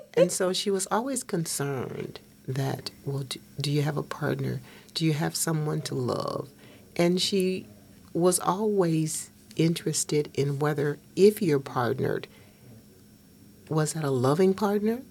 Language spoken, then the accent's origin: English; Hopkinsville, Kentucky, United States; We grew up on at 607 East First Street, Hopkinsville, Kentucky.